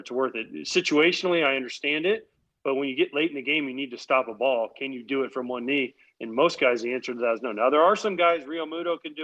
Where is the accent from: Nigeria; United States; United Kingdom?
United States; East Coast; I was born on the East Coast. I live on the East Coast